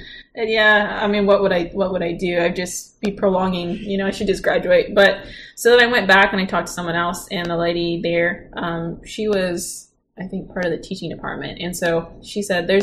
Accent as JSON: {"language": "English", "region": "Oklahoma", "country": "United States", "also_born_or_lived": "Gunsan, South Korea", "said": "I'm from Oklahoma"}